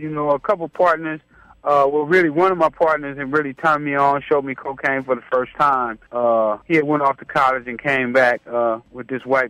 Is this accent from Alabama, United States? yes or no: no; Los Angeles, California, United States; Right off of Vermont. I grew up on Figueroa in 87.